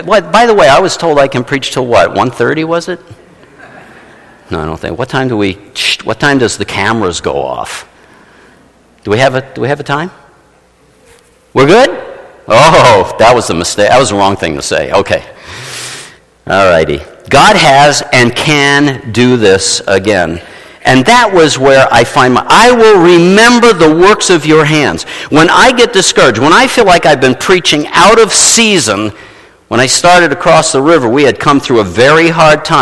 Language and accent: English; New York City, New York, United States; moved away; I was from New York City